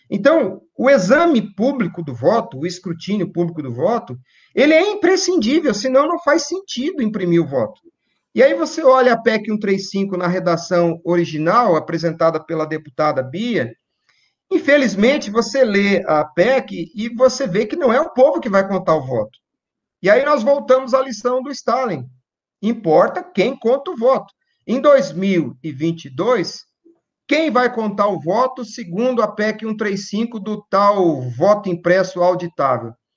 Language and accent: Portuguese; Campo Grande, Mato Grosso do Sul, Brazil; lá na minha cidade, em Campo Grande, Mato Grosso do Sul